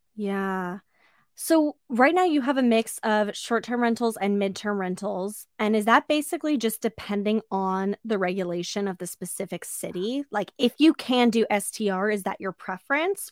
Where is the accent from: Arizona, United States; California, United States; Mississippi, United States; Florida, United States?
California, United States; Orange County; I grew up in Orange County